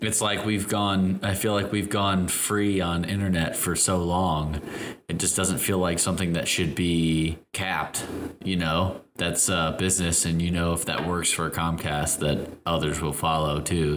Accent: Chicago, Illinois, United States; I am from Chicago, but my family is all from Tennessee

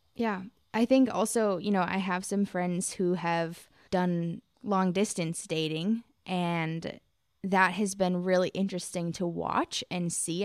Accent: United States; I'm from America

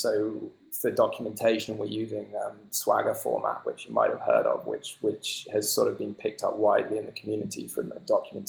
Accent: United Kingdom; We're British, after all, right?

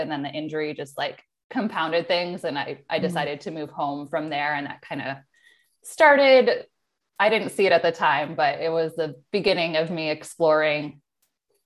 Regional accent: Chicagoland area, Illinois, United States; moved away as an adult; also born or lived in San Diego, California; now in Oceanside, United States; I grew up in Illinois, Chicagoland area, but really on the border of Illinois and Wisconsin. So cornfields, very rural area

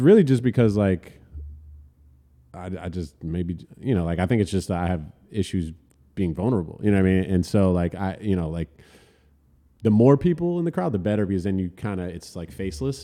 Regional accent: Elizabeth, New Jersey, United States; also born or lived in Manhattan, New York; born and raised in Elizabeth

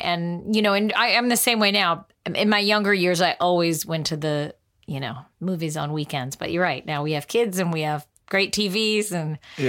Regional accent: California, United States; We grew up in the Valley and my parents were getting divorced and my mom would drop me and my sister off at the Fox Pepper Tree and out in Northridge.

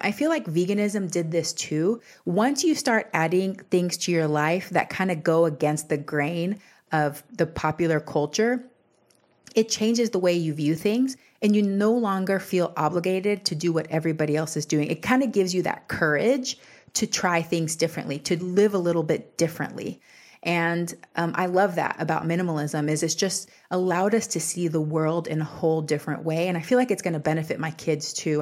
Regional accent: Texas, United States; I grew up in Texas, which is the land of bigger is better.

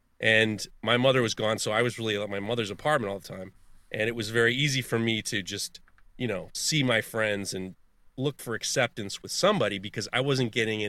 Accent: Manhattan, New York, United States; When I grew up in Upper East Side, Manhattan, and when my parents divorced, my mother was kind of not around, my dad was not around. So I grew up in the 90s in Manhattan

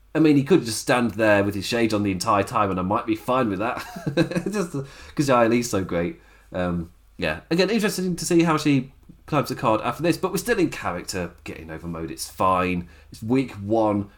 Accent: England, United Kingdom; I am English

